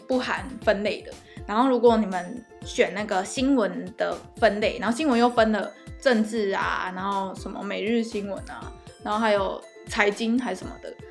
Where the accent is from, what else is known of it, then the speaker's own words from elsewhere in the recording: Taiwan; accent: Taiwanese accent; moved away; 我们台湾人都会一直觉得说